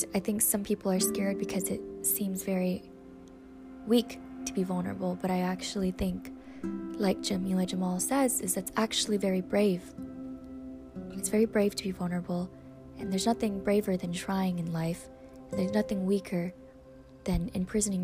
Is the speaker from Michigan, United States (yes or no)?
yes; Michigan, United States; Growing up in the Midwest in Michigan